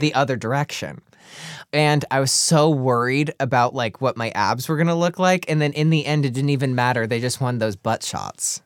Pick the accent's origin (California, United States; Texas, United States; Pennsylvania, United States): Pennsylvania, United States; Clarks Summit; Clark Summit, Pennsylvania